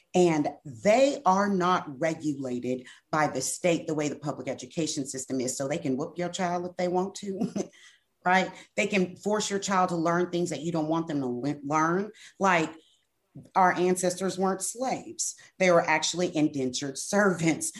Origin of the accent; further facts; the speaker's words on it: Brenham, Texas, United States; I am from Washington County. Brenham, Texas